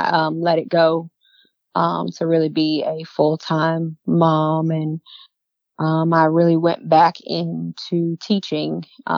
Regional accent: Michigan, United States; moved away as an adult; also born or lived in Europe; now in North Carolina, United States; I was born in North Carolina. Okay. And then when I was around 7 years old, I moved to Michigan. And then I moved to Europe for 2 years.

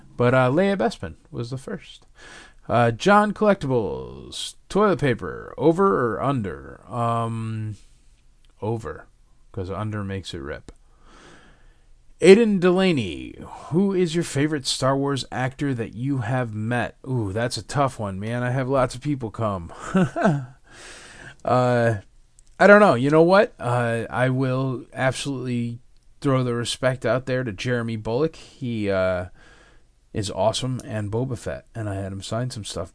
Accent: Connecticut, United States; moved away; I grew up in Connecticut

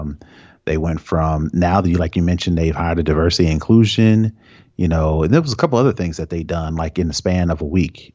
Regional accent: Indianapolis, Indiana, United States; I grew up in Indianapolis, Indiana

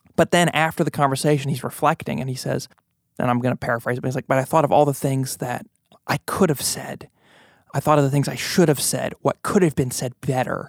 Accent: United States; American Christians

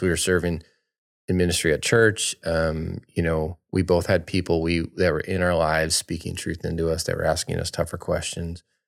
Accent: Michigan, United States; moved away as an adult; also born or lived in Florida; We grew up in Michigan, uh, our whole life

